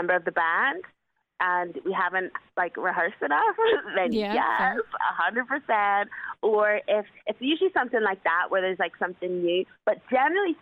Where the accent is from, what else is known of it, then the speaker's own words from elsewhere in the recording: Belfast, Northern Ireland, United Kingdom; I'm born and bred in Belfast